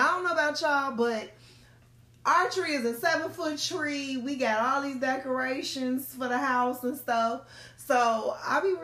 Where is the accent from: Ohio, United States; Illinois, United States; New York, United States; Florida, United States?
Illinois, United States; Chicago; we are from Chicago